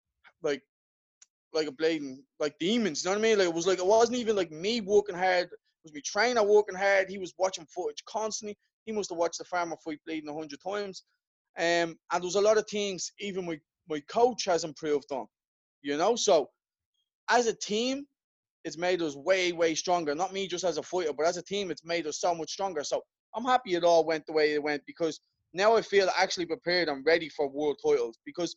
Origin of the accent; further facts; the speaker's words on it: Ireland; I'm Irish